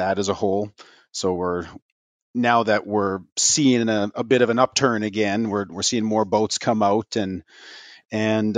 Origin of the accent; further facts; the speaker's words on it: Canada; also born or lived in St. John's, Newfoundland; I'm a merchant mariner. I'm a Canadian. So I went to school in St. John's, Newfoundland